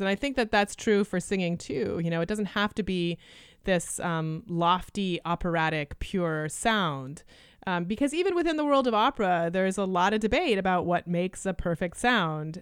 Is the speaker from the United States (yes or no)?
no; Canada; first language Lithuanian; English is a second language; moved away; I was born in Canada, and my parents were, um, refugees from Lithuania